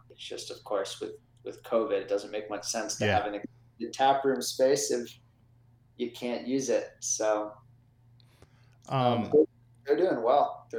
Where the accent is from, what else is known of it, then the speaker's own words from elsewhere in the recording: Upper St. Clair, Pennsylvania, United States; I grew up in the South Hills. And then... South Hills? Upper St. Clair.